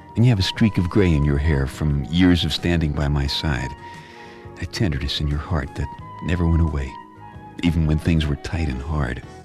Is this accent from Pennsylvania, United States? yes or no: no; Brooklyn, New York, United States; my hometown, Brooklyn